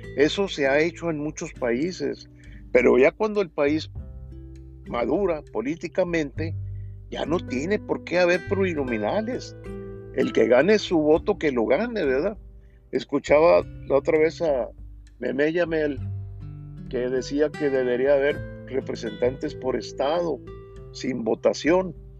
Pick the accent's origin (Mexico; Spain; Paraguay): Mexico; todos somos mexicanos